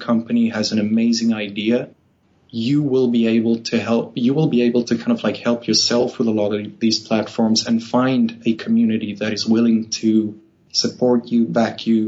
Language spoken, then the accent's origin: English; Namibia; moved away as an adult; also born or lived in South Africa; now in Sweden; I'm actually Namibian. I was born in Namibia